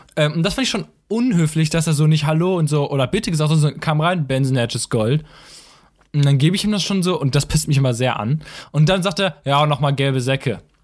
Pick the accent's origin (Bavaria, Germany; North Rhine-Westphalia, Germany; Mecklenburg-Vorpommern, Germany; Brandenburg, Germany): North Rhine-Westphalia, Germany; Münster; ich komme aus Münster